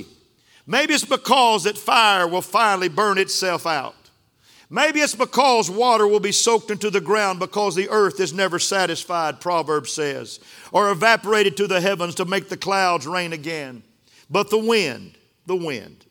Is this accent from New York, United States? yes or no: no; Sundown, Texas, United States; I was raised in West Texas. We had some sandstorms in West Texas.